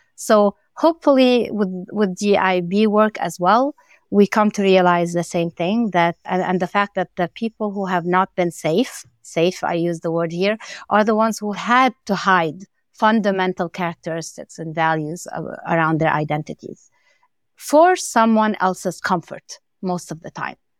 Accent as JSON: {"language": "English", "country": "Lebanon", "tie": "born or raised there", "moved": "yes", "said": "growing up in Lebanon and, and coming as an immigrant with my family"}